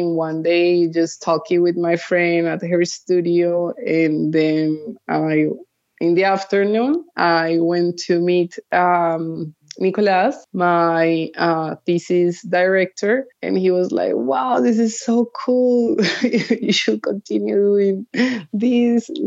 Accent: Cali, Valle del Cauca, Colombia; I went to art school in Bogota. So I grew up in Cali. Then I came back to Bogota when I was 18 and I studied visual arts

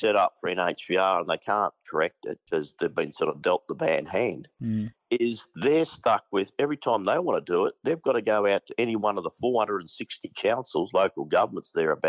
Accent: Western Australia, Australia; being West Australian

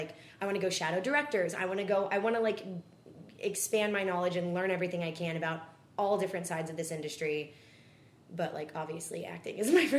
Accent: Dallas, Texas, United States; also born or lived in Flower Mound; I grew up in Dallas with her

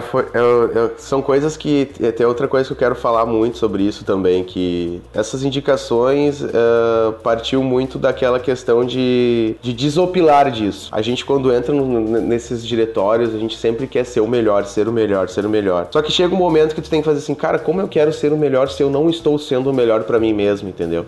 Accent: Santa Maria, Rio Grande do Sul, Brazil; eu sou do Rio Grande do Sul, de uma cidade aqui chamada Santa Maria

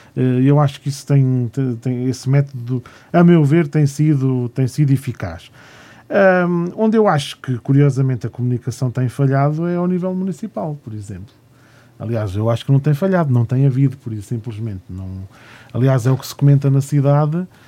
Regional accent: Gonçalo, Centro, Portugal; na minha terra, em Gonçalo

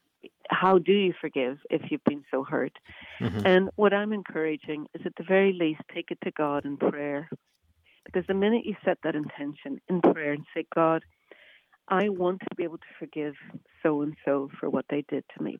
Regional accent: Northern Ireland, United Kingdom; I grew up in Northern Ireland

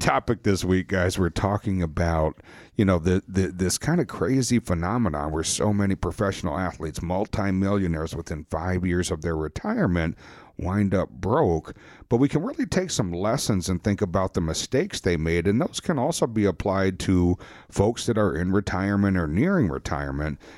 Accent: Wisconsin, United States; We're from Wisconsin

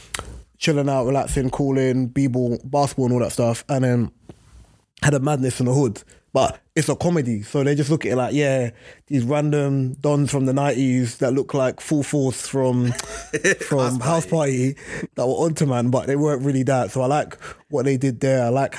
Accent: Jamaica; But I just don't like the fact of when I came from Jamaica, brother, stop it, stop it.

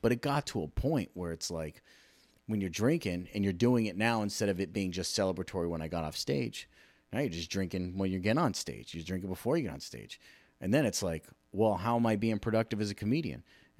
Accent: California, United States; also born or lived in Hawaii / Arizona / Virginia / Rhode Island; I was born in California, lived in Hawaii, then went back, moved to California, lived in Arizona for a little while too, Virginia, Rhode Island, Massachusetts.

